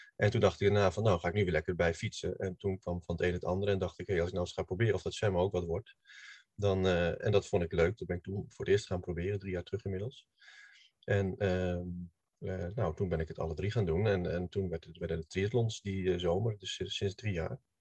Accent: Hilversum, North Holland, Netherlands; ik kom uit Hilversum.

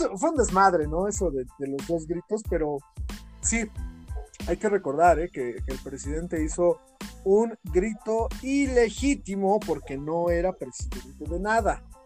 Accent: Mexico; todos nosotros los mexicanos

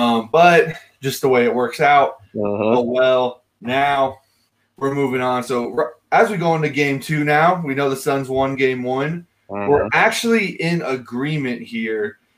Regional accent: Houston, Texas, United States; I'm from Houston. Houston is a top.

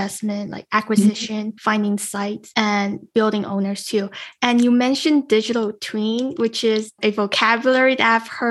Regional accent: Las Vegas, Nevada, United States; Las Vegas, my hometown

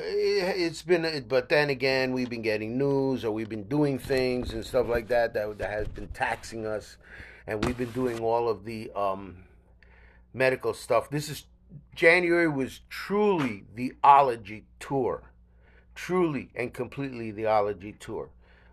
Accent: New York, United States; You know that as a New Yorker, I'm really not into it.

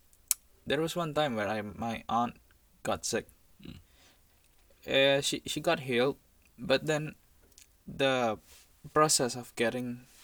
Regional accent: Jakarta, Indonesia; moved away as an adult; now in Yangzhou, China; So I came from the island of Java. So my city is Jakarta. It's right now it's the capital.

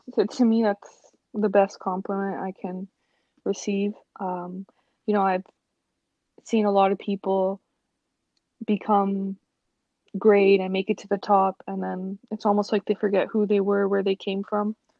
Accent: Toronto, Ontario, Canada; growing up in Toronto, um, I had very supportive parents

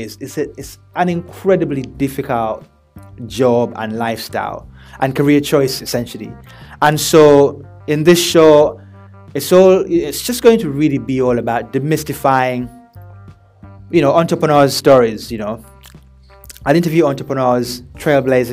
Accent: Birmingham, West Midlands, United Kingdom; also born or lived in Uganda / Manchester; I was born in Uganda and I moved over and grew up in Birmingham, in England, obviously, as a teenager.

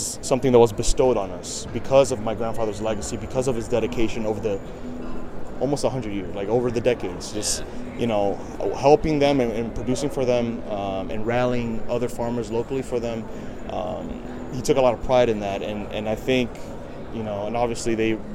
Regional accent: New York City, New York, United States; I'm from New York City, so is my cousin

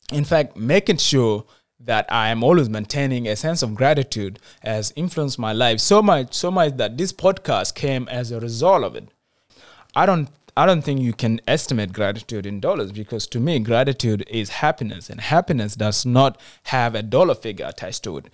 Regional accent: South Sudan; moved away; Even when I returned to my home country, South Sudan

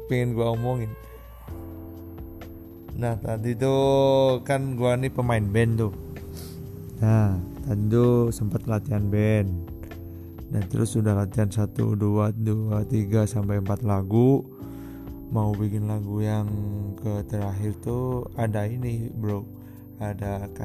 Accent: Batu, East Java, Indonesia; gua anak kampung bukan anak kota gua uh, tinggal di daerah ini apa kota wisata Batu so, Kota wisata Batu itu terletak di daerah Malang Raya, Jawa Timur.

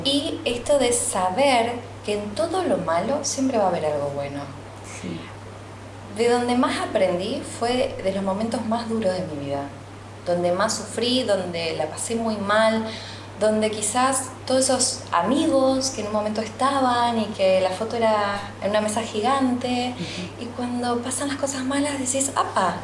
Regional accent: Sunchales, Santa Fe, Argentina; yo crecí en Sunchales

